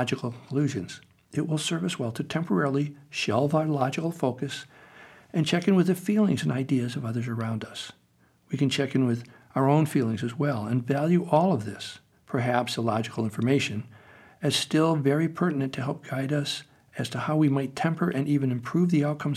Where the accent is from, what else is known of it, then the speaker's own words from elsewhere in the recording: United States; I grew up in America